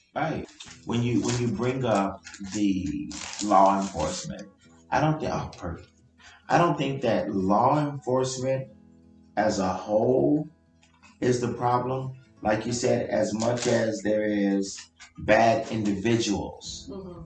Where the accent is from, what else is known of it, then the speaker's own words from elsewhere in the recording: Compton, California, United States; I grew up in Compton.